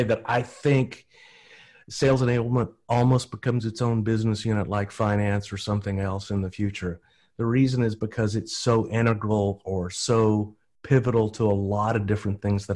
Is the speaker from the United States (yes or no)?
yes; Texas, United States; I'm from Texas. Nobody thinks we know anything down here because we've got such a strange dialect.